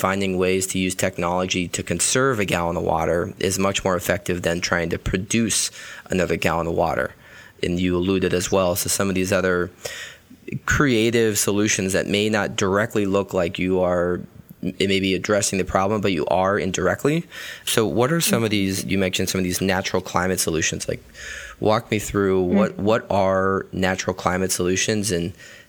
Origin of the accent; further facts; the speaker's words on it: Los Angeles, California, United States; I grew up in Los Angeles